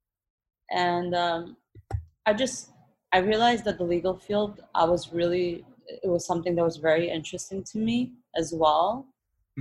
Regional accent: Odesa, Odesa Oblast, Ukraine; now in New York, United States; I was born in Ukraine, in Odessa.

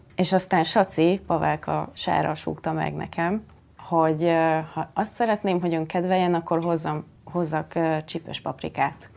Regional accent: Szakmár, Bács-Kiskun, Hungary; én szakmárból származom

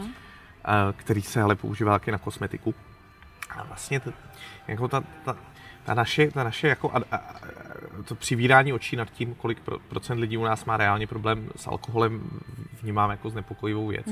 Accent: České Budějovice, South Bohemian Region, Czechia; now in Prague, Czech Republic; když jsem vyrůstal v devadesátých letech v Českých Budějovicích

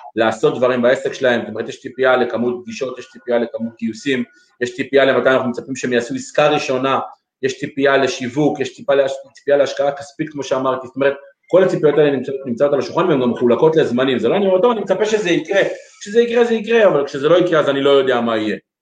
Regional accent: Lod, Central District, Israel; נולדנו והתחנכנו בעיר לוד

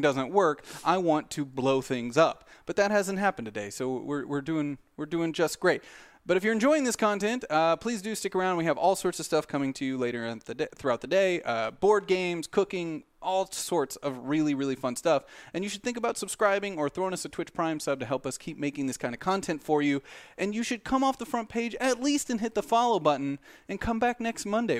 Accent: Southern Missouri, United States; born and bred in Southern Missouri

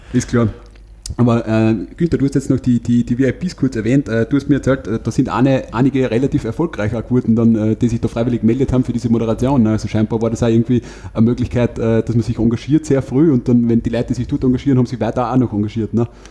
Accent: Wolfsberg, Carinthia, Austria; im Bezirk Wolfsberg jetzt, wo ich herkomme

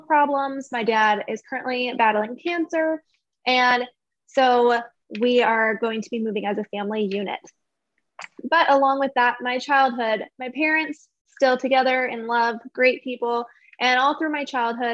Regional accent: Arizona, United States; I have lived here my whole life. So same as Kennedy, born and raised in Arizona

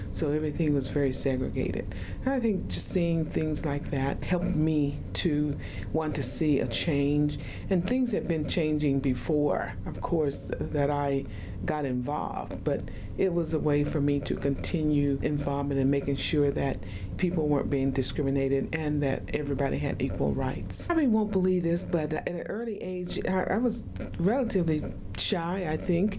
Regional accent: Oklahoma, United States; now in Utah, United States; I grew up in Oklahoma and went to school there in Oklahoma

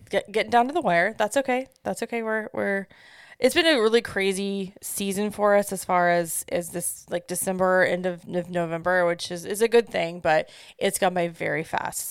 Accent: Midwest, United States; I'm from the Midwest

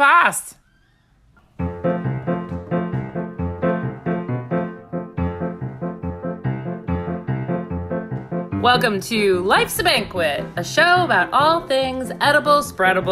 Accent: Northport, New York, United States; I am from Northport.

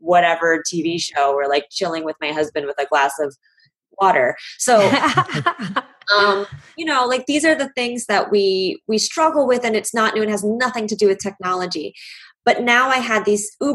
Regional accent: Chicago, Illinois, United States; the whole world coming to my hometown and seeing beautiful, delicious Chicago

